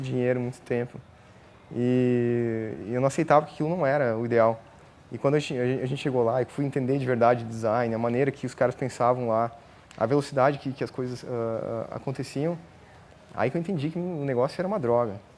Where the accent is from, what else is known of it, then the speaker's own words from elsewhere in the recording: Rio Grande do Sul, Brazil; moved away as an adult; also born or lived in Joinville, Santa Catarina; Sou gaúcho, nasci no Rio Grande do Sul, e aí eu fui para estudar a ciência da computação em Joinville, Santa Catarina.